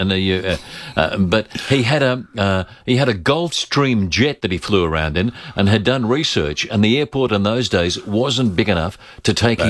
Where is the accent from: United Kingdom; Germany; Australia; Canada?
Australia; Adelaide, South Australia; We're from South Australia, from Adelaide.